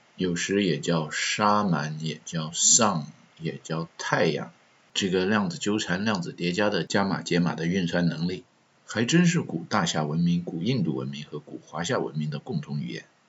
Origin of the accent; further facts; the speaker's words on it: China; moved away; 作为中国人